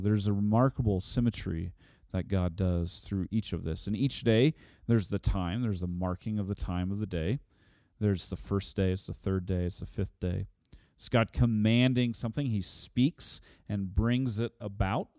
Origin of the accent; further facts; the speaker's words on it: Oklahoma, United States; I'm from Oklahoma